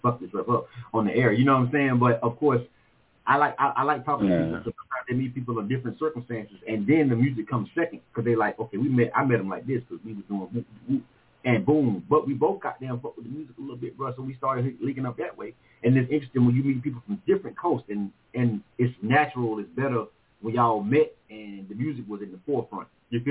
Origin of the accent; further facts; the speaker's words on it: Panama City, Florida, United States; moved away as an adult; now in Atlanta, United States; Being from Florida myself